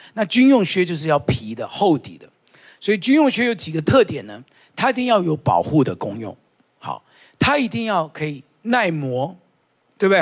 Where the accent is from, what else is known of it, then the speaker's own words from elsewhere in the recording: Taiwan; 我们台湾人哦，跟蜈蚣一样，就是有很多鞋子